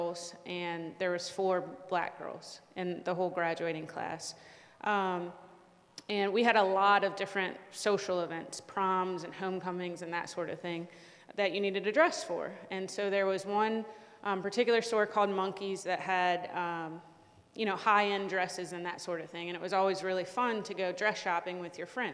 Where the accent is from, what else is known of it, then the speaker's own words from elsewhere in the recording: Richmond, Virginia, United States; moved away; we're from Richmond, Virginia